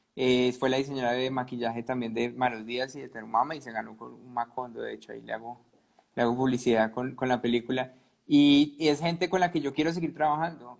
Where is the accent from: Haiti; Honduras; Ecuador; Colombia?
Colombia; Cali, Valle del Cauca; yo soy de Cali